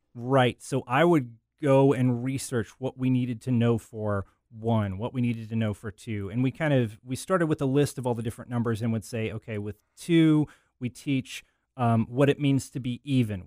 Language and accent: English; Arkansas, United States; my, my home state, Arkansas